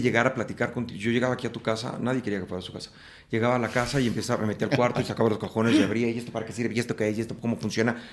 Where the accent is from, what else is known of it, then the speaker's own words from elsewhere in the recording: Mexico City, Mexico; En la Ciudad de México. Nací en la Ciudad de México